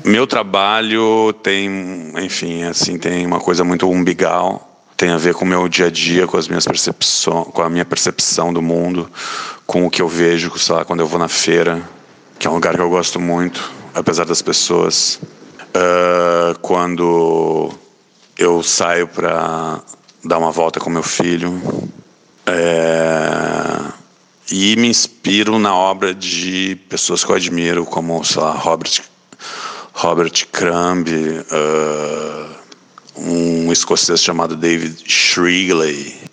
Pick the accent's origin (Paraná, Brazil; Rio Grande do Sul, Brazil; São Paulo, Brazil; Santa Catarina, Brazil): Rio Grande do Sul, Brazil; moved away as an adult; now in Rio de Janeiro, Brazil; nasci no Rio Grande do Sul e moro no Rio de Janeiro desde 99.